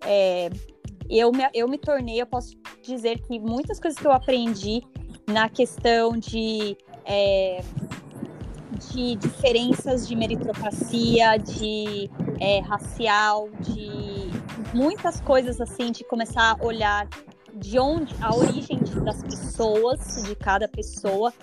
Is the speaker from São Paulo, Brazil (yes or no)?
yes; São Paulo, Brazil; eu nasci e cresci em São Paulo, na Coab 1, Arthur Alvim, Zona Leste